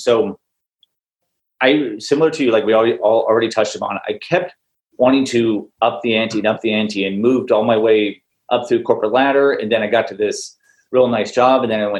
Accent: Newport Beach, California, United States; I grew up here in Newport Beach, California. So there's millionaires every which way you can throw a rock.

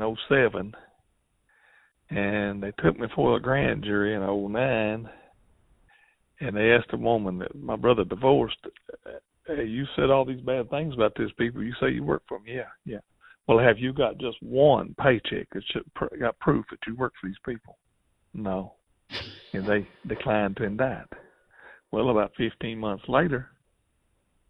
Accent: Kentucky, United States; I'm from Kentucky

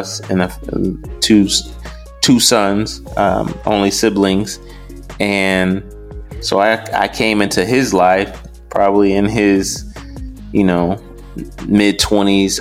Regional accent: Detroit, Michigan, United States; I grew up in Detroit

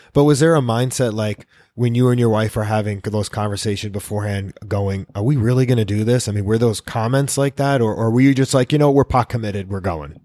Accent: New York, United States; also born or lived in Miami; now in Key West, United States; I'm a New Yorker

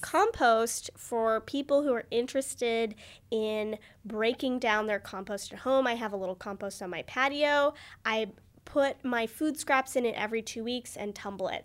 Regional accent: United States; growing up in America

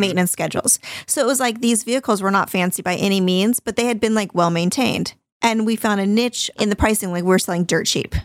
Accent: Orange County, California, United States; I grew up in Orange County

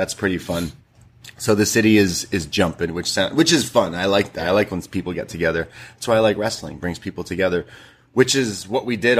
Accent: Toronto, Ontario, Canada; I am from Toronto growing up.

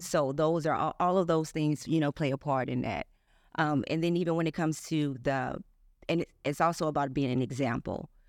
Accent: East St. Louis, Illinois, United States; born or raised there

